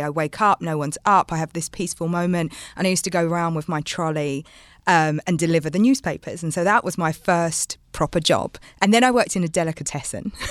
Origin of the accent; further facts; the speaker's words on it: London, United Kingdom; growing up in London